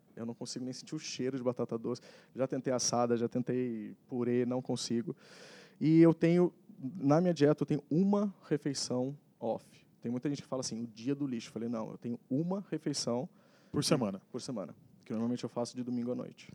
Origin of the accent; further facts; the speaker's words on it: Taubaté, São Paulo, Brazil; sou natural lá de Taubaté